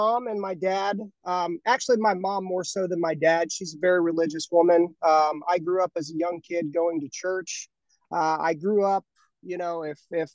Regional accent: Dayton, Ohio, United States; I grew up in Ohio. I've been here all my life, near the city of Dayton.

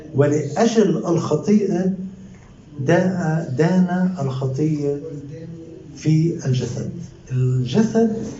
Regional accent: Palestine; ساكن عندنا بفلسطين

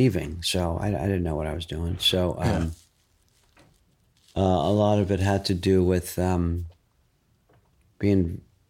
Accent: New York, United States; I was from New York.

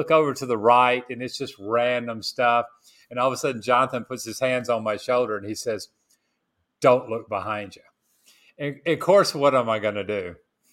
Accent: Tennessee, United States; now in Marcala, Honduras; I'm from Tennessee

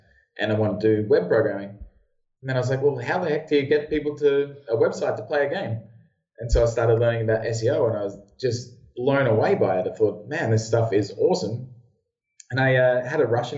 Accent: Brisbane, Queensland, Australia; moved away as an adult; also born or lived in United Kingdom; I'm also Australian. I'm from Brisbane in, well, Northern Australia.

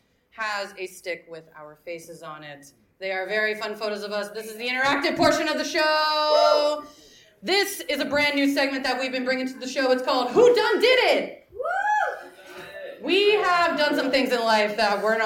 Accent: Florida, United States; now in New York, United States; I'm from Florida, where everyone's an asshole when they drive.

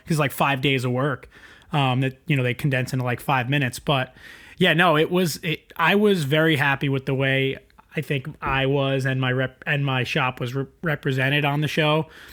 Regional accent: East Rockaway, New York, United States; I grew up on East Rockaway on the South Shore.

